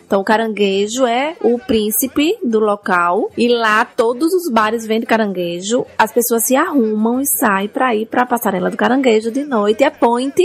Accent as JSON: {"language": "Portuguese", "town": "São Cristóvão", "region": "Sergipe", "country": "Brazil", "said": "eu sou de São Cristóvão"}